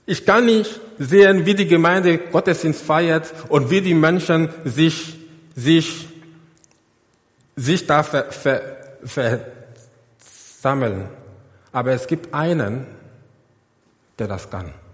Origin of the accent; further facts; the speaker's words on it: Côte d’Ivoire; Google Earth in die Elfenbeinküste. Seht ihr dieses Gebäude da, ganz in der Mitte? Das ist meine, meine Heimatgemeinde. Dort bin ich groß geworden.